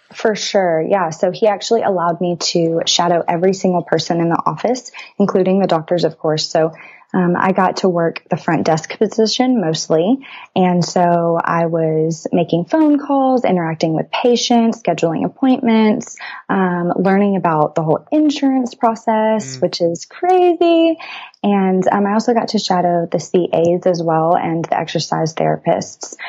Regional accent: Brazoria, Texas, United States; now in College Station, United States; I'm from Brazoria, Texas, a very, very small town south of Houston.

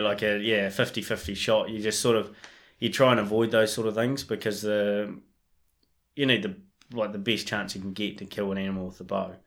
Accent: Marlborough Sounds, New Zealand; now in Canterbury, New Zealand; I, I grew up in the Marlborough Sounds so I grew up chasing deer and pigs

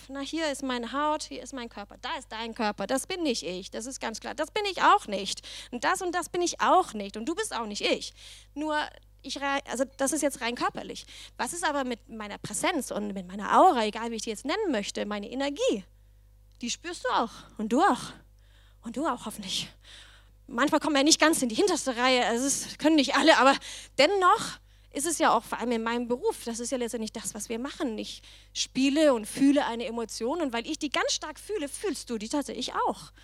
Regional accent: Denmark; accent: Danish; German is a second language; moved away as an adult; also born or lived in Berlin, Germany; now in Germany; ich komme aber aus Dänemark

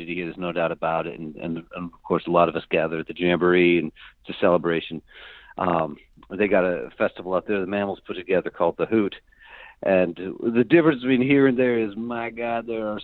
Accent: Bellingham, Washington, United States; also born or lived in New York area; My long roots are from here. I'm definitely from Bellingham. I've been here since 1995

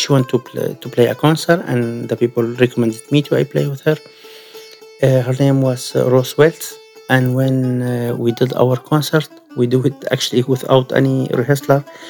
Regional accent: Syria; English is a second language; moved away as an adult; also born or lived in Kurdistan, Iraq; now in Glasgow, United Kingdom; I'm from Syria. I'm Kurdish from Syria. And I've been in Glasgow since October 2015.

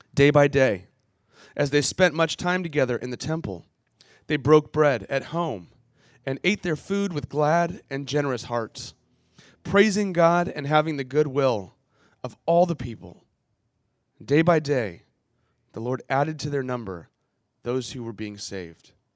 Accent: San Diego, California, United States; I grew up in Ocean Beach, I would actually go back to Illinois for summers

